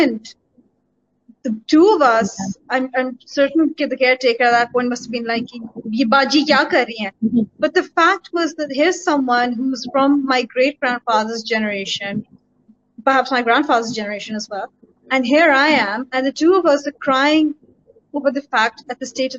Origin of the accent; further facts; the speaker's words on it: United Kingdom; moved away as an adult; also born or lived in London; now in Pakistan; having grown up in the West as a brown female, as a South Asian, as a Pakistani, as a minority member